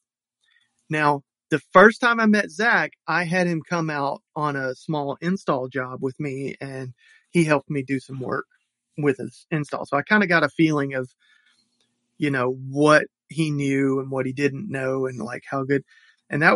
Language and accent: English; Deep South, United States; I'm an old person and I grew up in the Deep South.